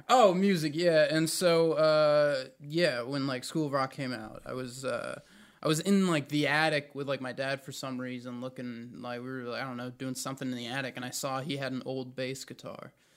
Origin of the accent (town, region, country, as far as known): Raleigh, North Carolina, United States; born or raised there; also born or lived in New Jersey